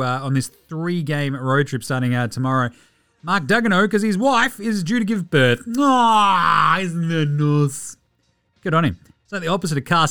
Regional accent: Australia; I'm Australian

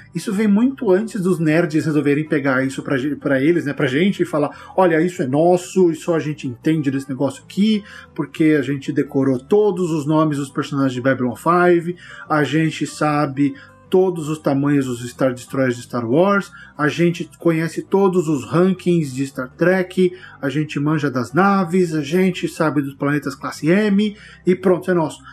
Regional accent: Barbacena, Minas Gerais, Brazil; Quando eu era criança pequena lá em Barbacena

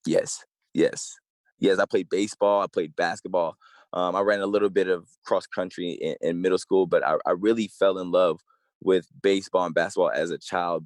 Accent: East Tennessee, United States; I grew up in East Tennessee

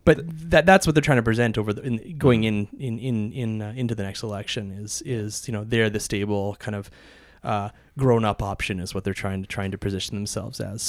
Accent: Alberta, Canada; I was from Alberta

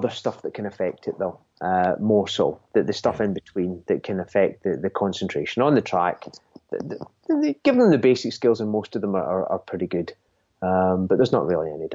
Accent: Scotland, United Kingdom; I'm a Scotsman

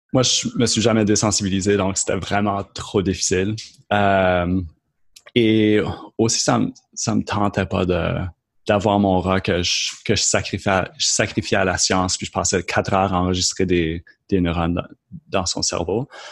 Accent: Moncton, New Brunswick, Canada; accent: Acadian; moved away as an adult; also born or lived in Lennoxville, Quebec; je suis originaire de Moncton au Nouveau-Brunswick

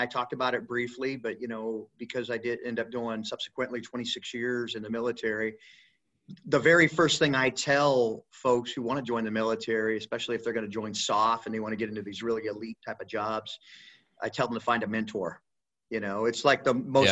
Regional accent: Elkhart, Indiana, United States; also born or lived in Niles, Michigan; I'm a Midwest boy, so I grew up in like Elkhart, Indiana. I was born in Niles, Michigan

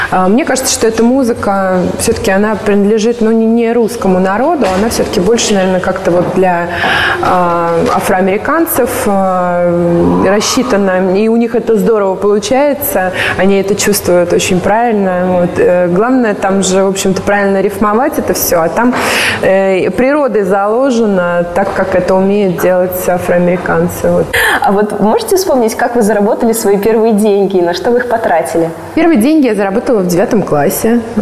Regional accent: Russia; born there; Я считаю, что нам вообще всем повезло, что мы родились вот в России, потому что у нас есть, во-первых, 4 года времени.

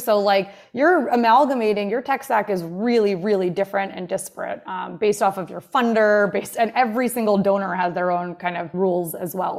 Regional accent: Jersey Shore, New Jersey, United States; also born or lived in Montclair, New Jersey; I grew up here on the Jersey Shore

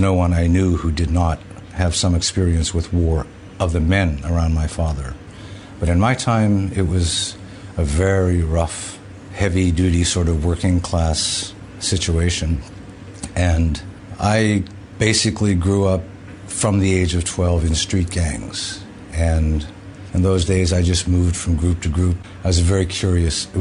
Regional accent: Pittsburgh, Pennsylvania, United States; I grew up in Pittsburgh, Pennsylvania

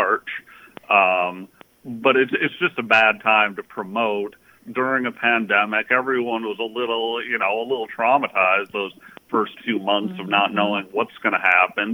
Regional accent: Minneapolis, Minnesota, United States; we're all, like, the main producers, we're all from Minnesota, Minneapolis

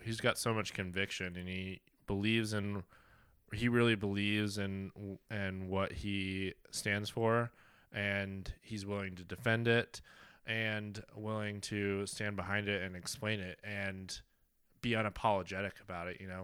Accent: Kansas, United States; I am from Kansas

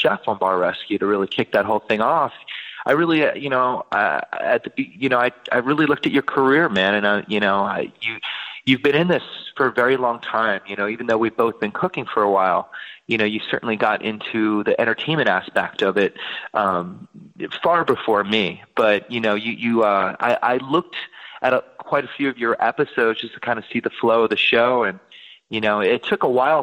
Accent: Philadelphia, Pennsylvania, United States; moved away as an adult; now in Venice, United States; I'm originally from the Philadelphia area

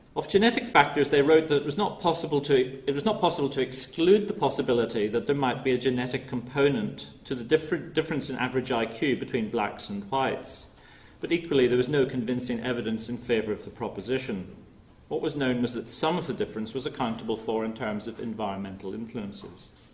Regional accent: Northern Ireland, United Kingdom; I'm from Northern Ireland myself

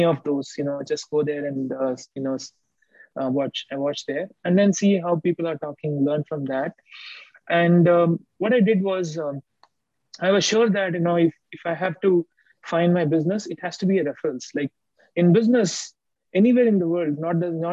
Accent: India; now in United States; I grew up in India, in my early age, when I was very young

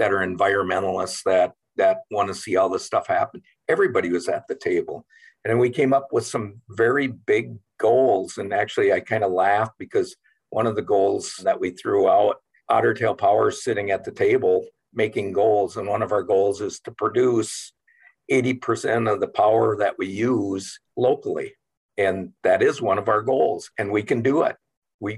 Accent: Morris, Minnesota, United States; I actually grew up in Morris and I'm a graduate from the University of Minnesota Morris

